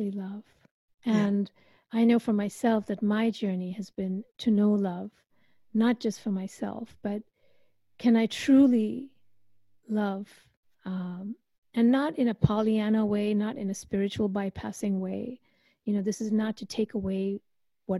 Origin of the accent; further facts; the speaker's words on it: India; I come from India, so I believe in past lives